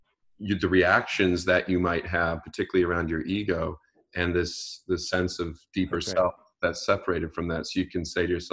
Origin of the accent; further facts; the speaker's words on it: Great Lakes, United States; now in Southern California, United States; growing up on the Great Lakes